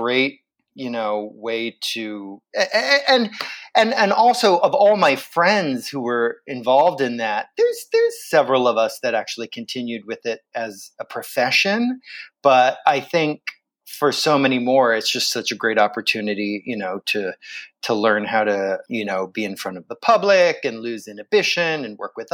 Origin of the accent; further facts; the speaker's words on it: Vero Beach, Florida, United States; also born or lived in Pennsylvania; I moved to Florida from Pennsylvania when I was 5 years old. And my town, Vero Beach, Florida, had this wonderful children's theater program